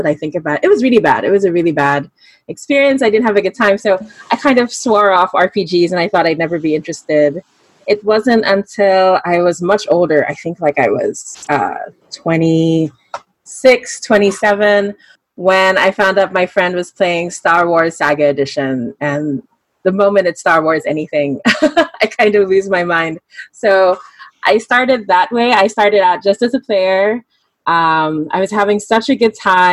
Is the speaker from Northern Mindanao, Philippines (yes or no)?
no; Manila, Metro Manila, Philippines; from Manila, Philippines